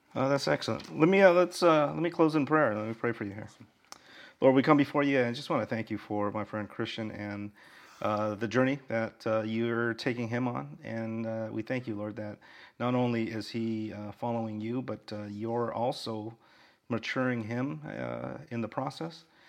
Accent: Orange County, California, United States; now in Honolulu, United States; Orange County, where I'm from

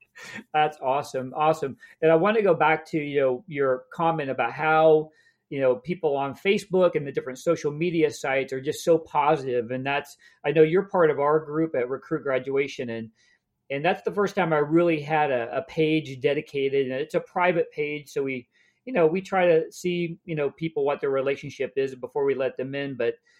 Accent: Kansas, United States; I grew up in Kansas

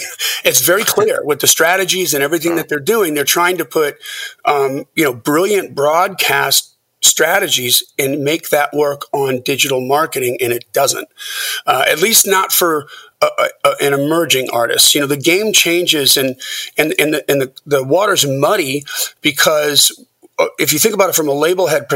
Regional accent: Lake Geneva, Wisconsin, United States; now in Nashville, United States; I grew up in Wisconsin

